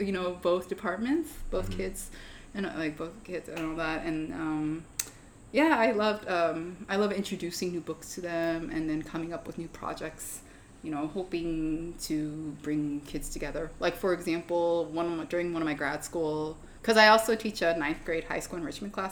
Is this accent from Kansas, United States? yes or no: no; Federal Way, Washington, United States; I technically grew up like half an hour out of Seattle in a small town called Federal Way